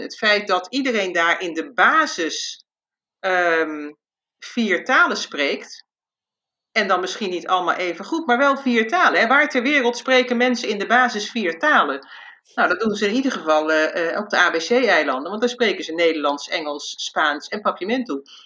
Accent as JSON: {"language": "Dutch", "country": "Curaçao", "tie": "born or raised there", "said": "ik ben zelf opgegroeid op Curaçao"}